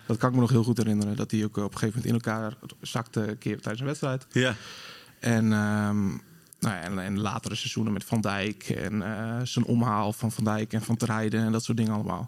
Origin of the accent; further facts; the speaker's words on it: Sleen, Drenthe, Netherlands; now in Groningen, Netherlands; geboren in Sleen